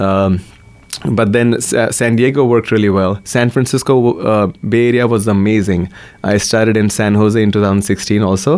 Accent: Maharashtra, India; first language Marathi; English is a second language; now in Portland, United States; when I was growing up in India, my dad's salary was like seven dollars a month

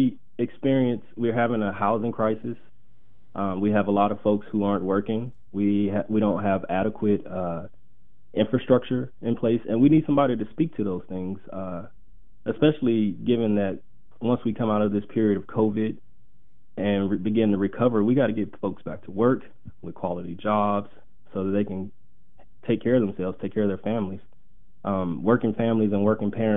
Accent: Houston, Texas, United States; moved away as an adult; now in Oregon, United States; I was born and raised in Houston, Texas

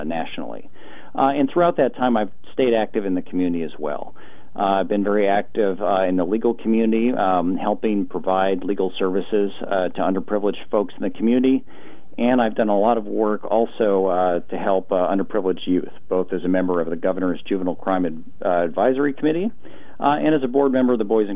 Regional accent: Portland, Oregon, United States; I grew up in Portland and went to Portland Public Schools

